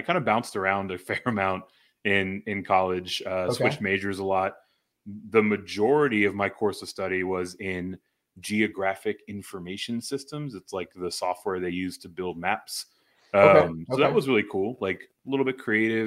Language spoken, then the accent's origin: English; Houston, Texas, United States; now in San Antonio, United States; Growing up in the Houston area